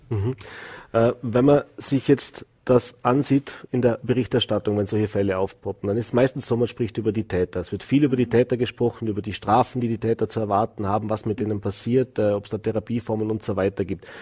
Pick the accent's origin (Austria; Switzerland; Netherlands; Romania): Austria; Vorarlberg; bei uns im Ländle